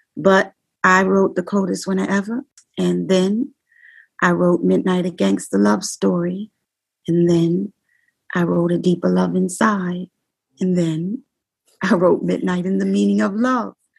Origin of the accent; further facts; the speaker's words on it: New York City, New York, United States; I'm from the Bronx. I'm not from Brooklyn